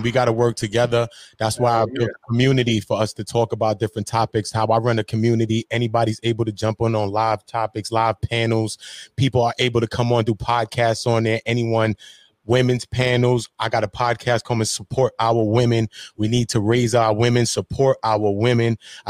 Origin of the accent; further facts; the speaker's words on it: Brooklyn, New York, United States; because I'm from New York City and I'm from Brooklyn right now. I'm in the city.